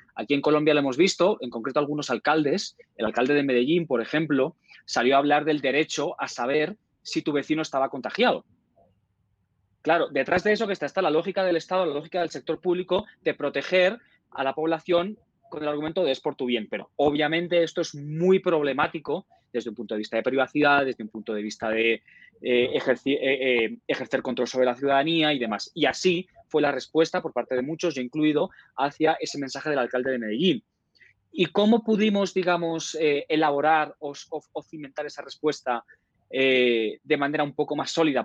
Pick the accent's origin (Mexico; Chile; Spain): Spain; moved away; mi país de origen, España